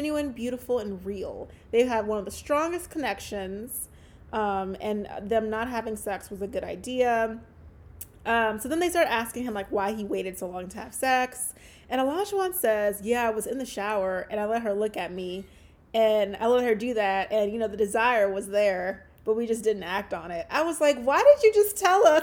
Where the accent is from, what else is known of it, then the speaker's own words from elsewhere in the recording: Louisiana, United States; moved away; when I went back home to Louisiana.